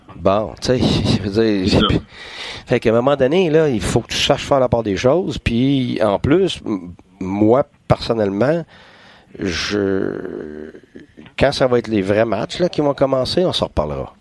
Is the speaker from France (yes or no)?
no; Quebec, Canada; je suis un Québécois